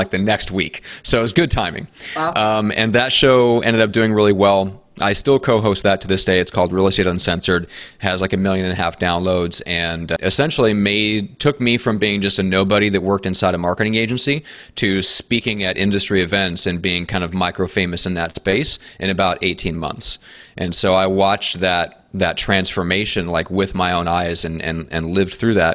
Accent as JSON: {"language": "English", "region": "Midwest", "country": "United States", "moved": "yes", "lives_now": "San Diego, United States", "said": "based in San Diego, although I'm not originally from here, I'm from the Midwest and the States and from the land of cold and snow."}